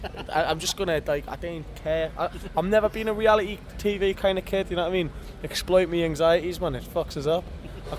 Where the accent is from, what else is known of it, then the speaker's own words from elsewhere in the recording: North Shields, North East England, United Kingdom; I'm from Shields